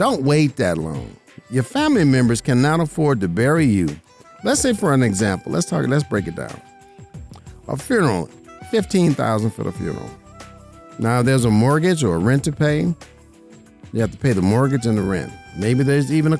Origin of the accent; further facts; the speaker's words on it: Las Vegas, Nevada, United States; I'm born and raised in Las Vegas, Nevada